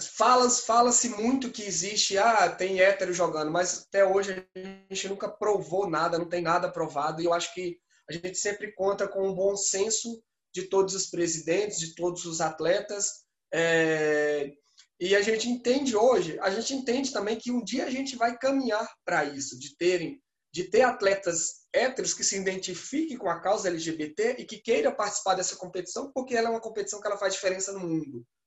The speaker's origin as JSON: {"language": "Portuguese", "region": "Pernambuco", "country": "Brazil", "also_born_or_lived": "Minas Gerais", "moved": "yes", "said": "eu sou pernambucano"}